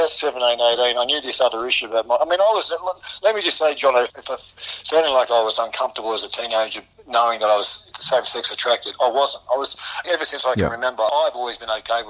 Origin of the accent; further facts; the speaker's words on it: Sydney, New South Wales, Australia; also born or lived in England; I grew up around South Coogee in the housing commission there